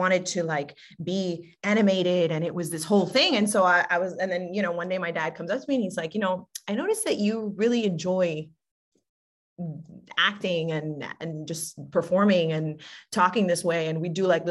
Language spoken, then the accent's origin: English; Miami, Florida, United States; also born or lived in Hialeah, Florida; lived in Miami, Florida all my life. Born and raised, you know, technically Miami, Hialeah for a minute